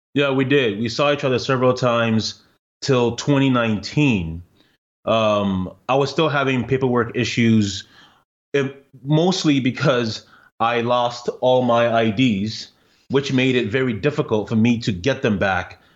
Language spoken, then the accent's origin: English; Ghana; now in Canada; I'm Ghanaian